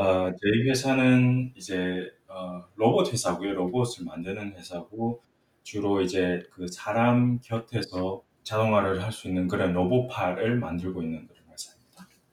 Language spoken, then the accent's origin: Korean; Miryang, South Gyeongsang, South Korea; also born or lived in Changwon; 제가 그 초등학교 왕년 때까지는 완전 진짜 시골 밀양이라는 곳에서 자랐고요.